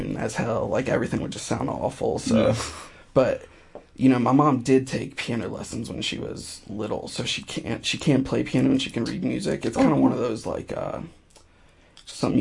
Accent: North Carolina, United States; also born or lived in Greensboro, North Carolina; I'm from North Carolina originally. I moved around for a bit after 18 or so. And I've been in Greensboro for the past almost 5 years

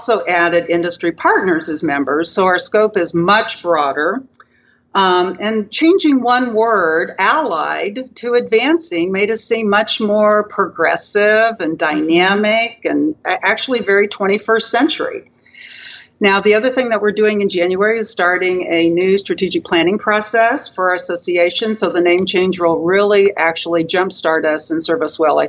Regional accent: Kansas, United States; now in Arkansas, United States; I grew up in Kansas, so I'm actually closer to the Midwest

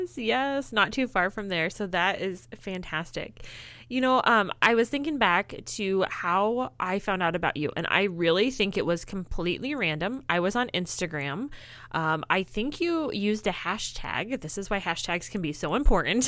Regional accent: Illinois, United States; moved away; I'm actually originally from Illinois

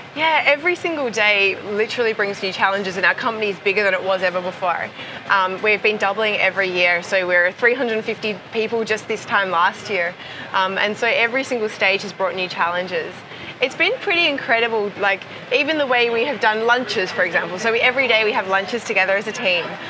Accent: Perth, Western Australia, Australia; Perth, my hometown in, in Australia

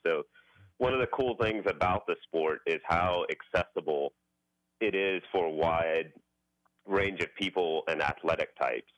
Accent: Houston, Texas, United States; moved away as an adult; also born or lived in San Antonio; now in Austin, United States; I grew up in Houston, and uh, everybody at, at my parents' church and neighborhood back in Acres Homes in Houston

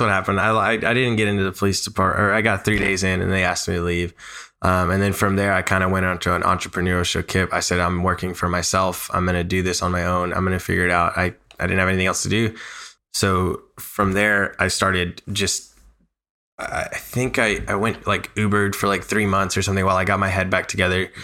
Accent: Nashville, Tennessee, United States; Born and raised in Nashville, bilingual, college degree

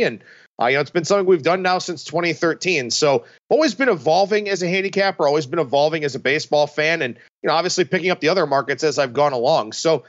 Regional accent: Cleveland, Ohio, United States; But growing up in Cleveland with the Indians heyday in the mid to late 90s

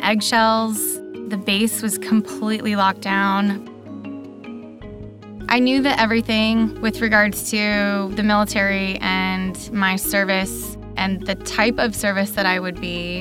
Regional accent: Denver, Colorado, United States; moved away as an adult; also born or lived in Sasebo, Japan; I'm from Denver, Colorado

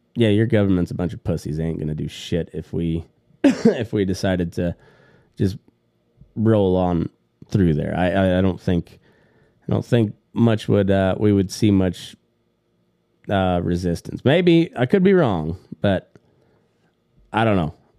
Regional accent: United States; I was born here in the United States of America

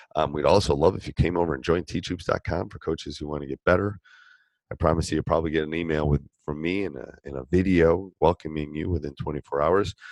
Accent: Wisconsin, United States; I grew up in Wisconsin. I went away for school, but then came back

